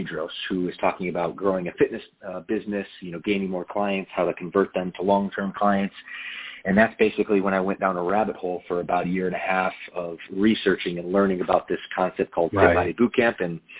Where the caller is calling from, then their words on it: California, United States; I'm in Southern California in Orange County, which is about 60 miles south of Los Angeles.